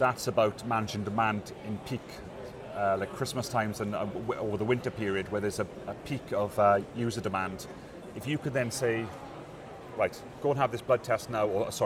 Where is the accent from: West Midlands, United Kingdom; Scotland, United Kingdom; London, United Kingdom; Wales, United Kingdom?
Wales, United Kingdom; I come from Wales, so we have the Welsh Assembly government